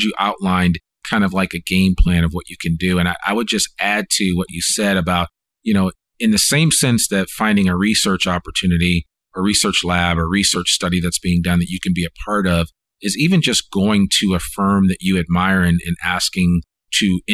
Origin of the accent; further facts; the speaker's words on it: Northeast, United States; now in Northwest Arkansas, United States; I'm from the Northeast